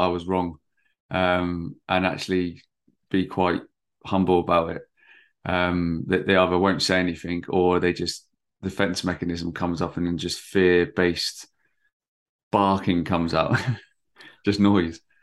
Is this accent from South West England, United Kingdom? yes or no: yes; Bournemouth, South West England, United Kingdom; I'm from Bournemouth, which is, like, right on the south coast